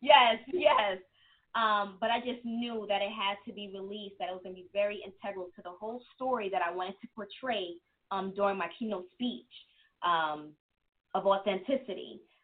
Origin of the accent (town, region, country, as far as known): New York City, New York, United States; born or raised there; moved away; also born or lived in Germany / Queens / New Jersey